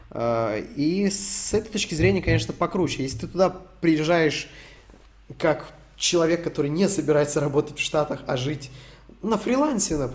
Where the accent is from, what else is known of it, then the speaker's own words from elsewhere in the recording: Donetsk Oblast, Ukraine; а я из ДНР